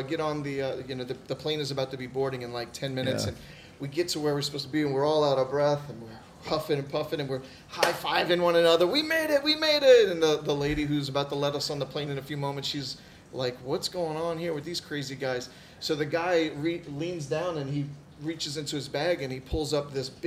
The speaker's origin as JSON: {"language": "English", "country": "United States", "said": "I'm American"}